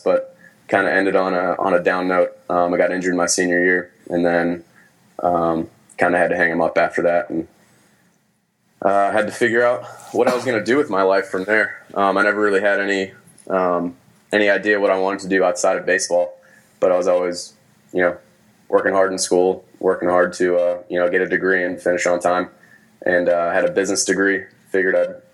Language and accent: English; just outside of Boston, Massachusetts, United States; moved away as an adult; also born or lived in South Carolina; I grew up just outside of Boston